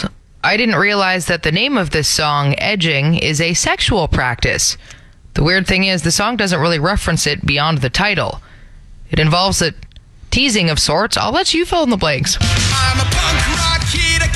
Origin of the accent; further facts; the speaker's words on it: Toronto, Ontario, Canada; I grew up in Toronto